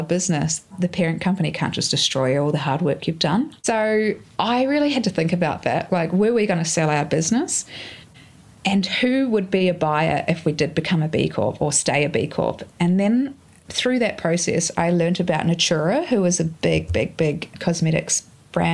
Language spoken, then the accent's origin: English; New Zealand; now in Australia; I grew up in New Zealand beside a lake.